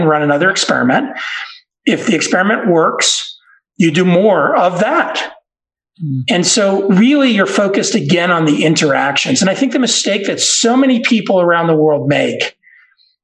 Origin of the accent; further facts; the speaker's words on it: Dallas, Texas, United States; moved away; also born or lived in Boston, Massachusetts / Colorado; I grew up in Dallas, Texas